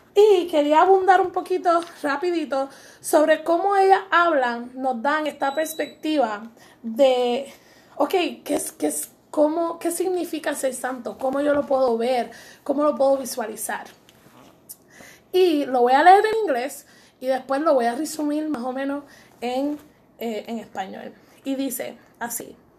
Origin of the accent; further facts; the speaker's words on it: Puerto Rico; Somos puertorriqueñas y muy orgullosas de ser